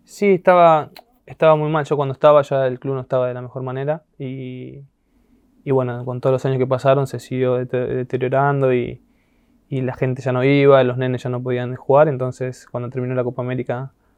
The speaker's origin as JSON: {"language": "Spanish", "town": "San Justo", "region": "Buenos Aires Province", "country": "Argentina", "tie": "born or raised there", "also_born_or_lived": "Europe", "moved": "as an adult", "said": "Vivía en un barrio llamado La Justina, que es ahí en San Justo, cerca de la rotonda de San Justo"}